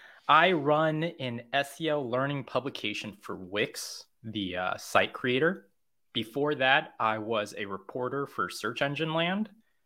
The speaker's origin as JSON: {"language": "English", "region": "California", "country": "United States", "tie": "born or raised there", "also_born_or_lived": "Korea", "said": "I moved to America from Korea. I'm from America, but I'm from California, which is still America. But I grew up there and then I moved to Korea and I was a teacher there for a number of years."}